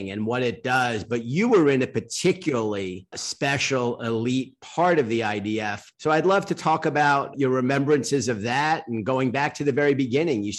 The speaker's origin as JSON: {"language": "English", "town": "New York City", "region": "New York", "country": "United States", "said": "as a New Yorker"}